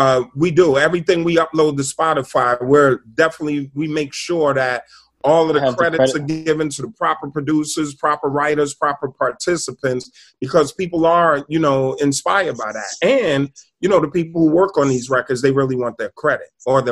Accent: New Jersey, United States; And, you know, we're from Jersey, so we always just go across the George Washington Bridge.

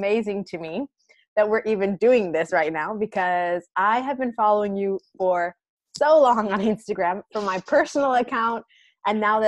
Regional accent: United States; now in Barcelona, Spain; I'm American

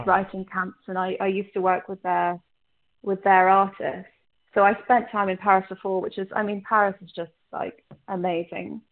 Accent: London, United Kingdom; also born or lived in Ireland; I grew up in London mainly. I grew up in between here and Ireland, and obviously my family's Egyptian

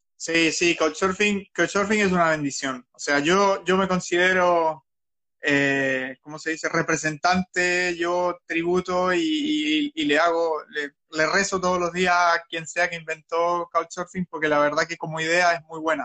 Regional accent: Talcahuano, Biobío, Chile; moved away as an adult; now in Australia; soy de Talcahuano, del el mejor puerto de Chile

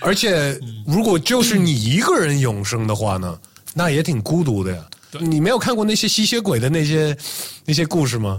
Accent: United States; moved away as an adult; 包括我是在美国长大的，我是留学到这边，然后就留下来了

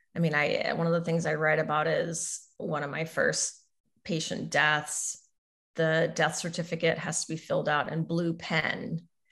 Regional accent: Southern Missouri, United States; moved away; I grew up in Southern Missouri

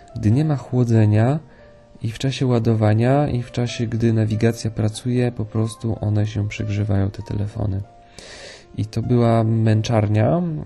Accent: Poland; jestem z Polski

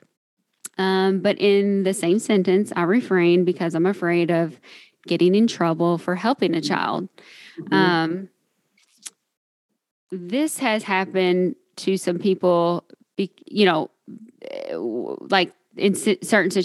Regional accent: Kentucky, United States; accent: Southern; I'm from Kentucky

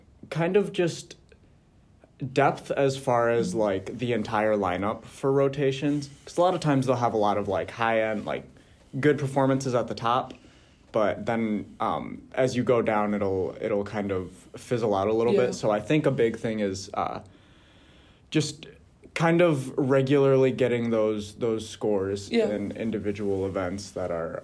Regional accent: Mount Pleasant, Michigan, United States; I grew up in Mount Pleasant

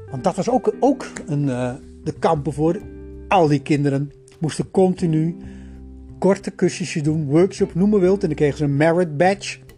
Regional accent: Netherlands; ik kom uit Nederland.

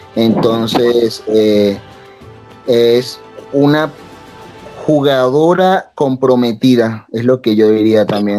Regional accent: Venezuela; now in Mexico; vivo en México y con los venezolanos porque soy de Venezuela

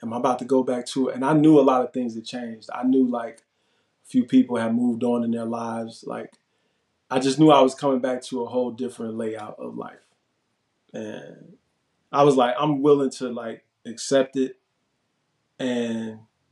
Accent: Chicago, Illinois, United States; My parole transferred back to my home state of Illinois so I can go back to Chicago

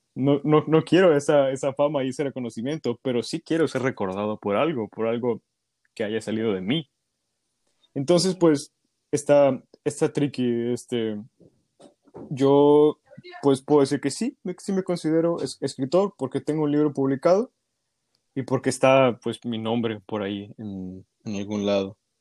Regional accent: Ciudad Victoria, Tamaulipas, Mexico; soy originario de Ciudad Victoria, Tamaulipas

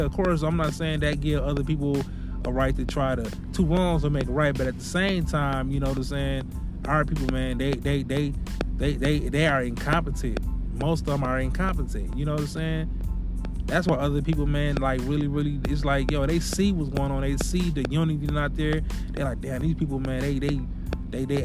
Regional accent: Milwaukee, Wisconsin, United States; moved away; I used to love to go visit my hometown in Milwaukee

